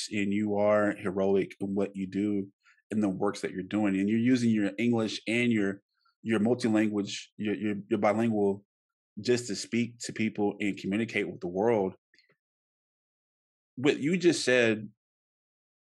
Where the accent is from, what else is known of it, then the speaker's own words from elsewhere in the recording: United States; I'm an American.